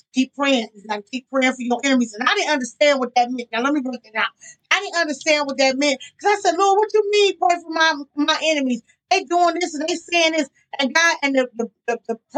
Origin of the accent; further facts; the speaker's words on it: Jamaica; I'm Jamaican